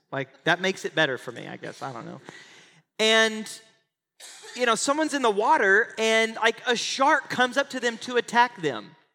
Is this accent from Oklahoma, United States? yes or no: yes; Oklahoma, United States; moved away as an adult; now in Texas, United States; I grew up in Oklahoma and I live in Texas.